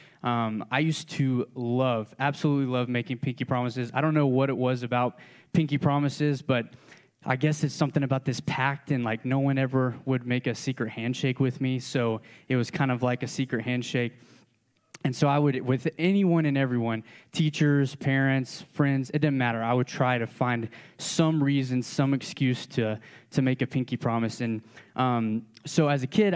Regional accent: Georgia, United States; I'm from Georgia

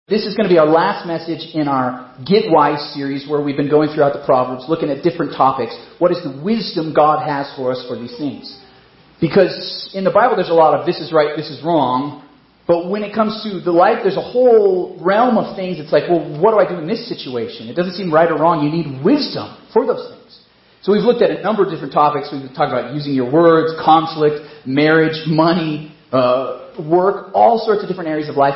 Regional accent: Colorado, United States; also born or lived in Nebraska; I grew up here in Colorado.

